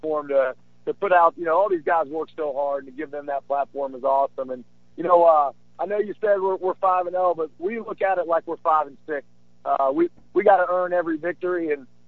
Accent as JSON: {"language": "English", "region": "West Virginia", "country": "United States", "tie": "born or raised there", "said": "I grew up in West Virginia and earned a scholarship"}